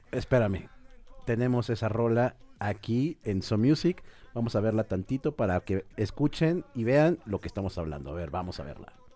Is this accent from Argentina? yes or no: no; Mexico City, Mexico; yo soy de Cuapa